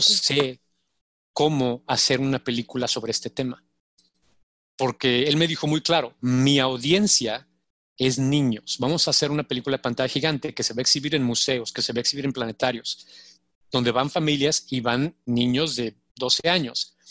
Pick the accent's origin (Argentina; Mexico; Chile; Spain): Mexico; moved away as an adult; also born or lived in Switzerland; now in United States; como mexicanos lo, vivimos, sobre todo nosotros los, morenos